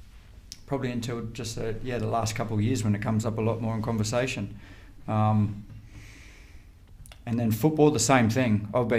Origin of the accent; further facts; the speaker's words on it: Ballina, New South Wales, Australia; I grew up in Ballin and we had a small little boxing gym